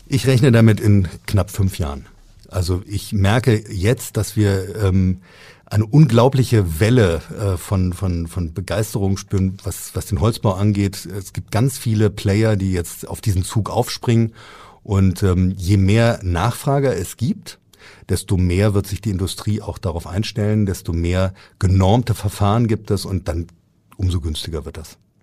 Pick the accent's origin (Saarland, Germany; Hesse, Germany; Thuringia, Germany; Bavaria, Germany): Hesse, Germany; Frankfurt; now in Hamburg, Germany; Ich bin in Frankfurt geboren